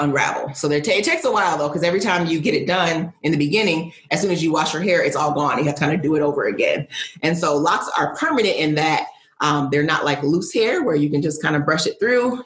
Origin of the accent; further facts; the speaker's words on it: Midwest, United States; also born or lived in Northeast United States; now in Northeast, United States; I am a Nigerian American woman living in the United States, grew up in the Midwest, now living on the Northeast